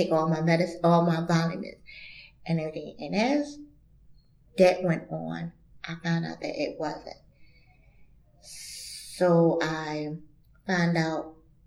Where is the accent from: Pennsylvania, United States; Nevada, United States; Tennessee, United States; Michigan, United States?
Pennsylvania, United States; Philadelphia; moved away; also born or lived in the South; I'm originally from Philadelphia